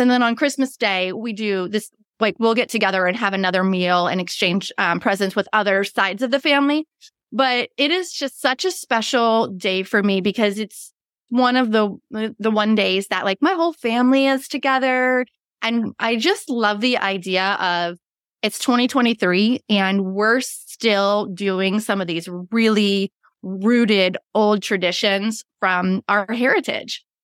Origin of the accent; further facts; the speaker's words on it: near Pittsburgh, Pennsylvania, United States; now in Western North Carolina, United States; I live in the Blue Ridge Mountains of Western North Carolina, but I grew up near Pittsburgh